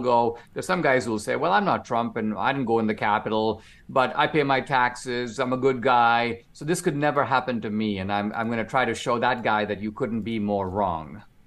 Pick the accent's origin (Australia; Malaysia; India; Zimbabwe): India; now in United States; I'm an immigrant. I grew up in India